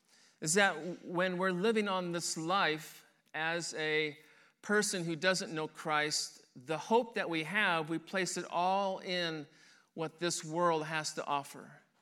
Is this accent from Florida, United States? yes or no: no; Henderson, Nebraska, United States; born there; also born or lived in Denver, Colorado / Detroit, Michigan; I was born in Henderson, Nebraska. And then from that point, at the age of 2, my family moved to Denver, Colorado, and we lived there for a little over a year, I believe. From that point, we moved to Detroit, Michigan